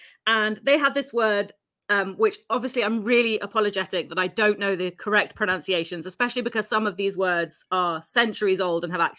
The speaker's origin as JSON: {"language": "English", "country": "India", "said": "you are the Japanese and I am the Indian"}